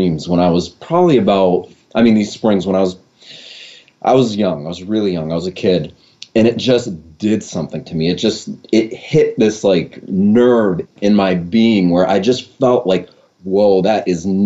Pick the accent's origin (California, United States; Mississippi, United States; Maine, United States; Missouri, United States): Maine, United States; I was born and raised here in Maine